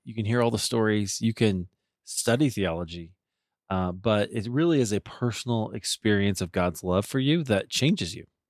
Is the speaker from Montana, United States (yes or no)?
no; Iowa, United States; moved away; also born or lived in Deerfield, Illinois / Highland Park, Illinois; I grew up in Iowa